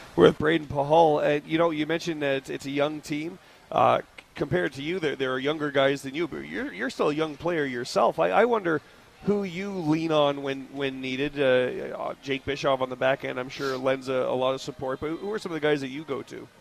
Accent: New York, United States; now in Las Vegas, United States; growing up in New York

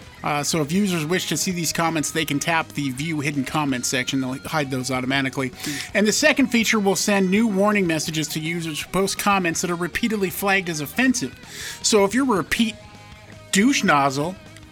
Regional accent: Montana, United States; now in Idaho, United States; I'm from Montana.

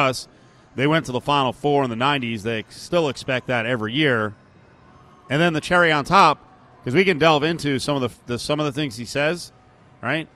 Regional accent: New Jersey, United States; now in Las Vegas, United States; I've been here longer in Vegas than my original birthing area of Central Jersey

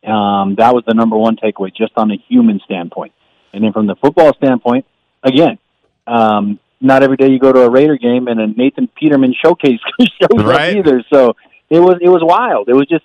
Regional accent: Barstow, California, United States; now in Bay Area, United States; I'm a UNLV alum. I grew up in Barstow. I used to go to Vegas all the time growing up

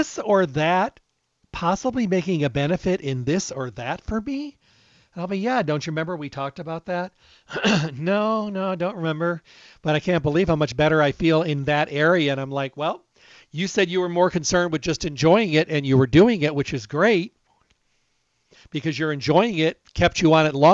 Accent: Midwest, United States; moved away; I come from the Midwest, as you know, and we have a lot of walnut trees out there

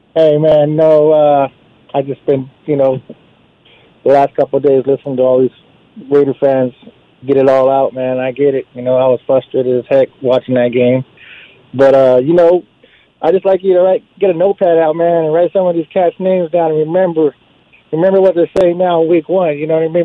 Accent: Southern California, United States; I'm from Southern California

